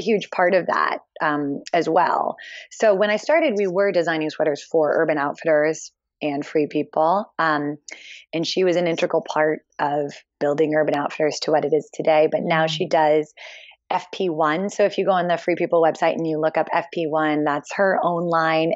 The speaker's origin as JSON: {"language": "English", "town": "Philadelphia", "region": "Pennsylvania", "country": "United States", "tie": "born or raised there", "also_born_or_lived": "Hong Kong", "moved": "as an adult", "said": "I grew up in Philly"}